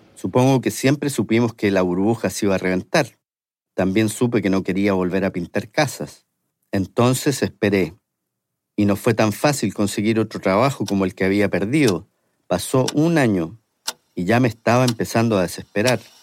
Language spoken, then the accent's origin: Spanish; Santiago, Santiago Metropolitan Region, Chile; moved away as an adult; now in San Francisco, United States; siendo chileno